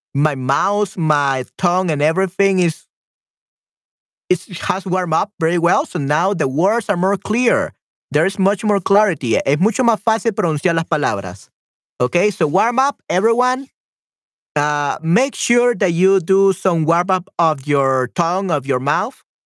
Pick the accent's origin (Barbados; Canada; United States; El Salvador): El Salvador; I'm from El Salvador